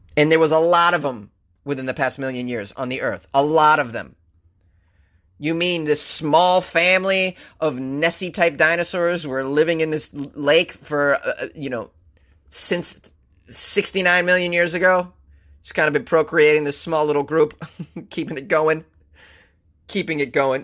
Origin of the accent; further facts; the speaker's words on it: United States; I'm an American.